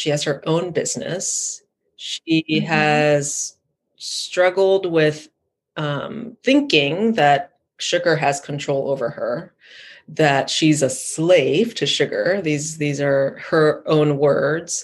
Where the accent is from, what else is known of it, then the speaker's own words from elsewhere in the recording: Thailand; I grew up in Thailand